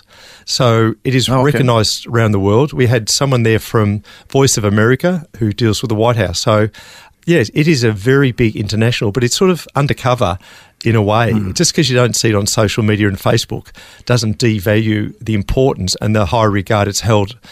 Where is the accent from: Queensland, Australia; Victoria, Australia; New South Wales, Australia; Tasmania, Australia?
Victoria, Australia; Melbourne; also born or lived in Norway; I was born and raised in Melbourne